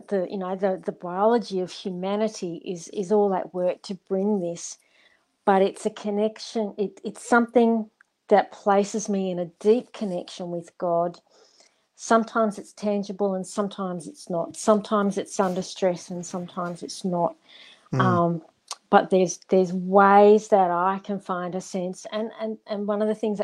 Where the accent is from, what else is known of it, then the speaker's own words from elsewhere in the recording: Darling Downs, Queensland, Australia; as a young person when we were growing up on the Darling Downs